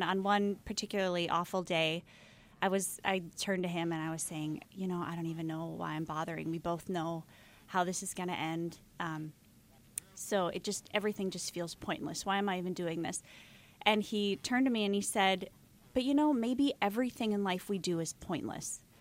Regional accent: Minneapolis, Minnesota, United States; moved away as an adult; Well, it's partly because we're transplants. Um, we're from Minneapolis

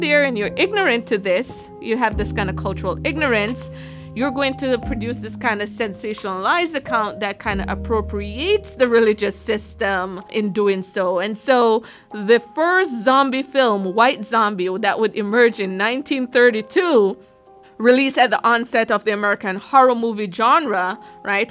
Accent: Jamaica; moved away; I am Jamaican

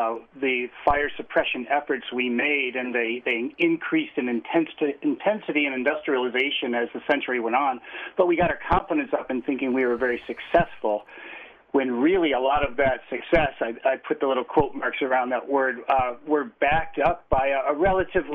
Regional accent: Chicago, Illinois, United States; now in Logan, United States; I grew up sort of in suburbia, USA, in the Midwest, near Chicago

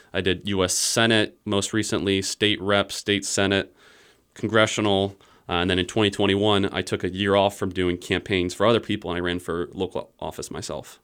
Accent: Iowa, United States; also born or lived in Virginia; I was born and raised in Iowa

